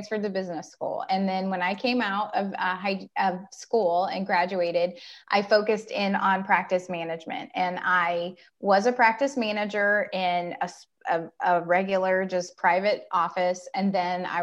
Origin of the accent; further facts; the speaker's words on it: Ohio, United States; I'm from Ohio. I've been in Central Ohio for probably 15 years, but I'm just basically from Ohio.